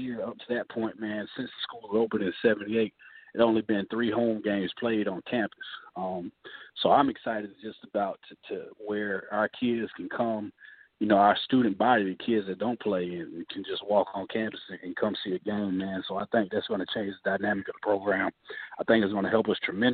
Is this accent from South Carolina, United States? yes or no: yes; Sumter, South Carolina, United States; I'm from Sumter.